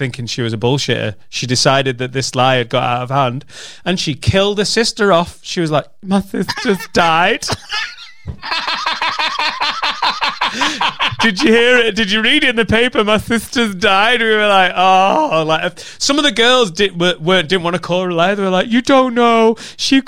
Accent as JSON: {"language": "English", "town": "Preston", "region": "North West England", "country": "United Kingdom", "tie": "born or raised there", "accent": "Lancashire", "moved": "yes", "said": "the street I grew up in Penwitham in Preston."}